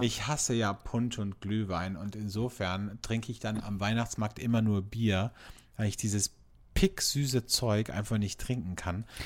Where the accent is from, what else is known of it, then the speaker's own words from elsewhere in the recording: Austria; bei uns in Österreich